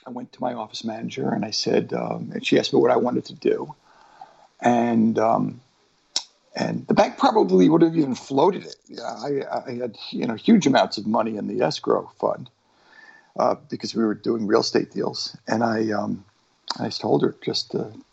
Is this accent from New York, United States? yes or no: yes; Long Island, New York, United States; accent: Long Island Jew accent; also born or lived in Boston / Framingham; I was born in Boston, then we moved out to Framingham. And when I was about 6 years old, we moved to Long Island.